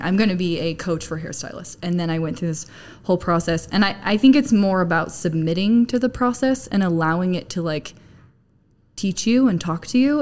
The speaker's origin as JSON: {"language": "English", "region": "Arizona", "country": "United States", "moved": "as an adult", "lives_now": "Utah, United States", "said": "I'm from Arizona. I moved to Utah about 10 years ago"}